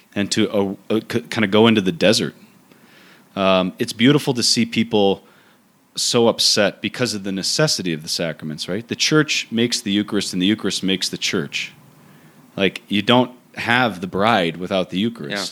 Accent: United States; as American priests

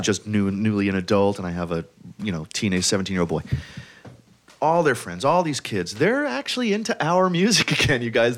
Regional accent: New York City, New York, United States; I'm from Brooklyn.

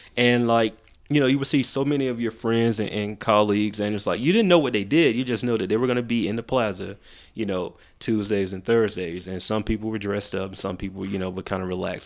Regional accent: Macon, Georgia, United States; also born or lived in Atlanta; I was raised in Macon

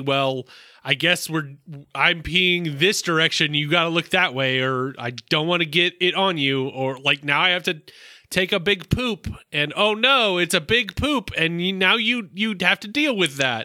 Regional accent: the South, United States; I'm from the South

